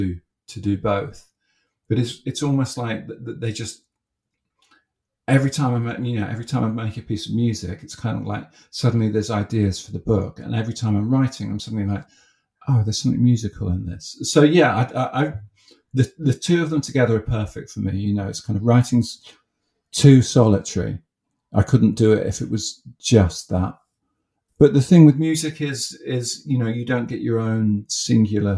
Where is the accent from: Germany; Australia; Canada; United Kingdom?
United Kingdom; Haywards Heath, South East England; moved away; I grew up in Hayward Heath